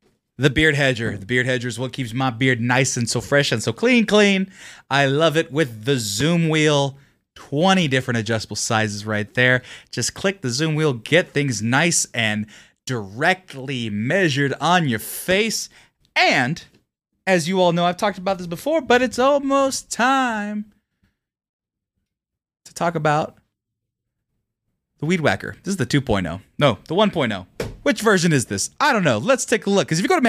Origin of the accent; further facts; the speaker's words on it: California, United States; I'm from California.